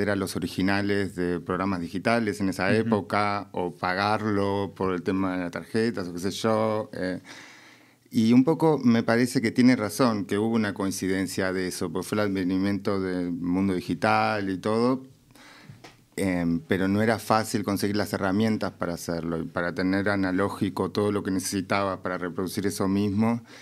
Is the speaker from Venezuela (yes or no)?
no; Mendoza, Argentina; moved away; en Mendoza, de donde vengo